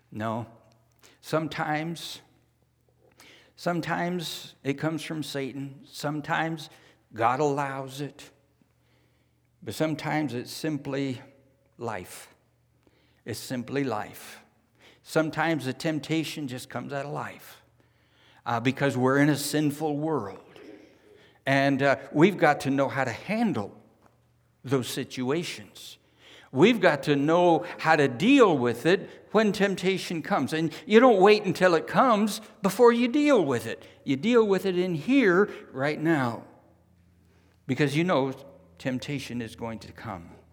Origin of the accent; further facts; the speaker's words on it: California, United States; moved away as an adult; also born or lived in New Zealand; Jan and I were raised in California